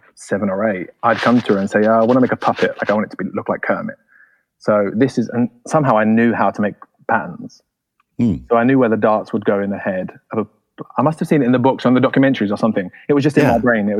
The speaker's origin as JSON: {"language": "English", "region": "London", "country": "United Kingdom", "tie": "born or raised there", "said": "I grew up in London, England. And my family had been in London forever, since Oliver Twist days."}